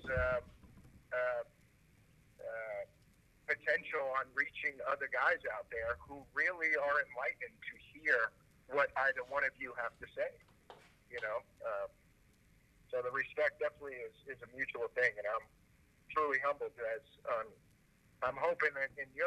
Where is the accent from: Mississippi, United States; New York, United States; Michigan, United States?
New York, United States; New York City; I'm also fucking from Brooklyn, Italian, and Irish